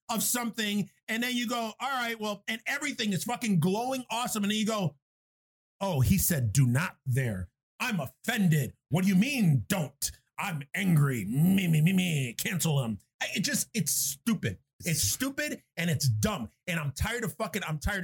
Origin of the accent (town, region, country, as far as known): New York City, New York, United States; born or raised there; now in Buffalo, United States